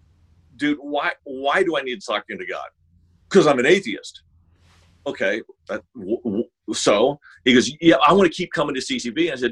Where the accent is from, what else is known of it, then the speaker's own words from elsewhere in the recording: Sacramento, California, United States; moved away as an adult; I grew up actually in Sacramento, California